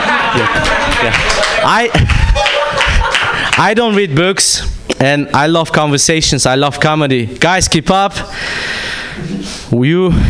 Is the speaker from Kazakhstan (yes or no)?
yes; Kazakhstan; I'm from Kazakhstan